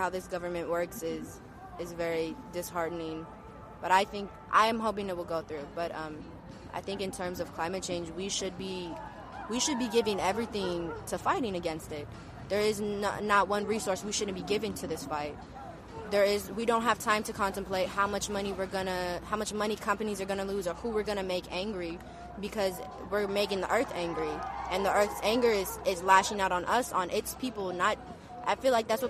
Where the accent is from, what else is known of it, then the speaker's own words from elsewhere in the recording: San Francisco, California, United States; I'm from San Francisco